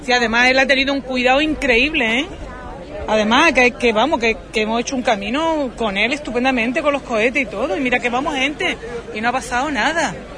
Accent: Huelva, Andalusia, Spain; also born or lived in Lepe; Yo soy de Huelva, ¿no? Pero mis padres son de aquí.

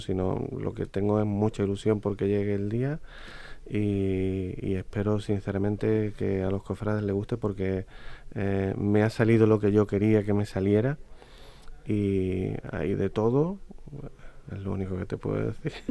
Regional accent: Huelva, Andalusia, Spain; los cofrades de mi tierra

